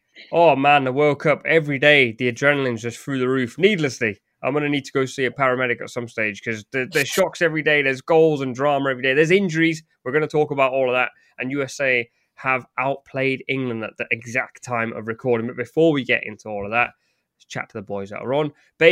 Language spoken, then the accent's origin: English; Pakistan; For those at home, I'm Pakistani.